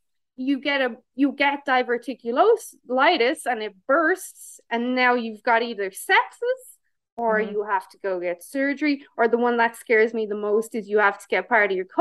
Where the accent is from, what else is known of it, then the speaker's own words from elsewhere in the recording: Ireland; now in Canada; I still am Irish